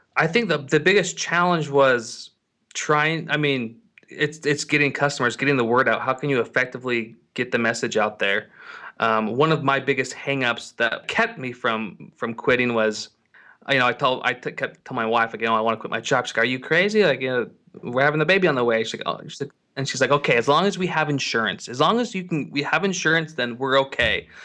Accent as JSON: {"language": "English", "town": "Salt Lake City", "region": "Utah", "country": "United States", "said": "I'm from Salt Lake City, Utah"}